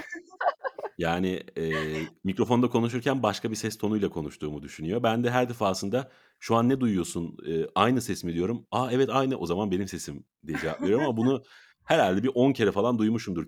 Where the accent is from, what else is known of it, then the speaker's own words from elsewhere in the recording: İzmir, Turkey; moved away; İzmir'e e, doğduğum yere